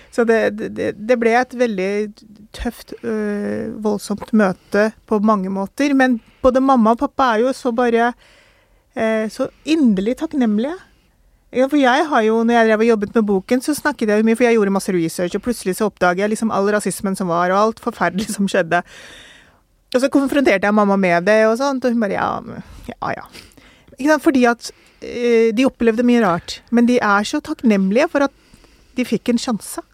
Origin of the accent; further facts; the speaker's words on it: Norway; also born or lived in Pakistan (ancestry); jeg er nordmann